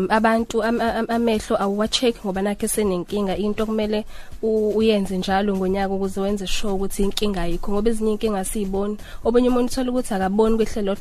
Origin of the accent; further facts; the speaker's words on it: Ndwebu, near Highflats, KwaZulu-Natal, South Africa; ngisuka eNdwebu ngase High Flats